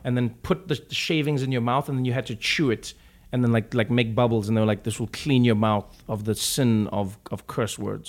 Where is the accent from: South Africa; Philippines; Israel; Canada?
South Africa; Johannesburg, Gauteng; moved away as an adult; now in United States; grew up in in South Africa, uh, in Johannesburg, uh, Soweto